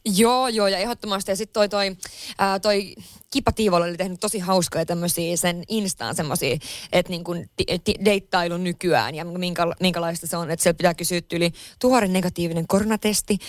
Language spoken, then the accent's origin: Finnish; Lapland, Finland; moved away; mä oon Lapissa kotoisin